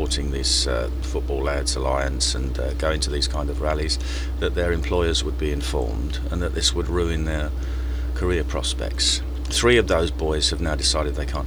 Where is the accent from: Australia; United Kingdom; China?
United Kingdom; London; also born or lived in Mile End / Stratford / Forest Gate; I come from East London. I grew up on the Isle of Dogs, Mile End, lived in Stratford, still live in Forest Gate.